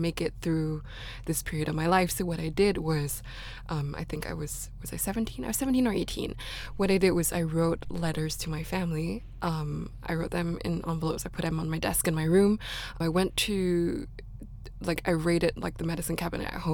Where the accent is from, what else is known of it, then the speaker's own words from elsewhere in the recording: Singapore; I grew up in Singapore. I'm from Singapore